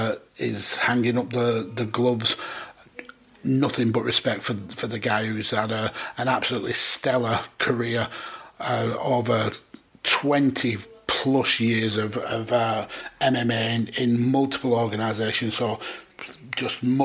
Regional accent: United Kingdom; being British

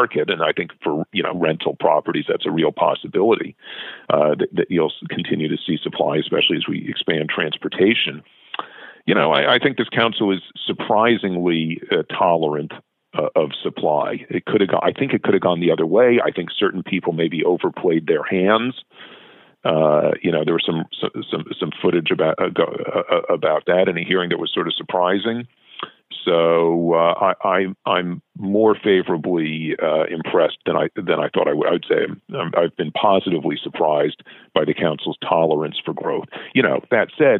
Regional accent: New York City, New York, United States; now in Vancouver, Canada; I'm from Brooklyn

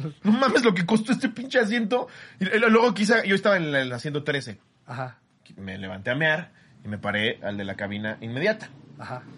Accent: Mexico; como mexicano

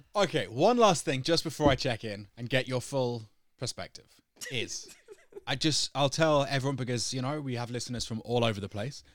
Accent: United Kingdom; moved away as an adult; now in Denmark; I'm British. I've lived in Denmark for a while

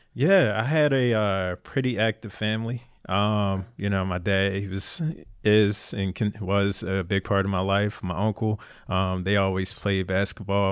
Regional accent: Philadelphia, Pennsylvania, United States; moved away as an adult; Born and raised in Philly

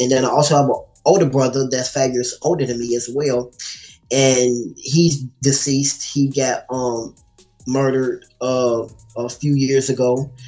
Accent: Gary, Indiana, United States; also born or lived in Chicago, Illinois; Gary is where I grew up

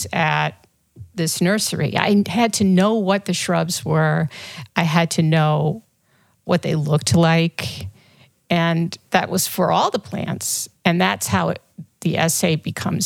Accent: St. Louis, Missouri, United States; moved away; I grew up in St. Louis in a big family

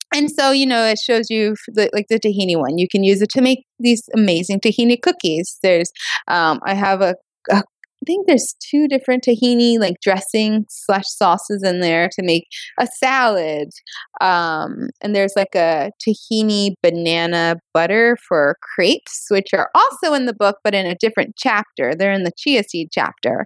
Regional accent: the South, United States; I am from the South

